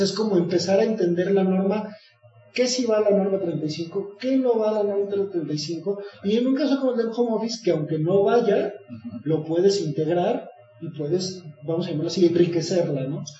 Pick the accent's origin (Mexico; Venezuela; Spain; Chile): Mexico; como mexicanos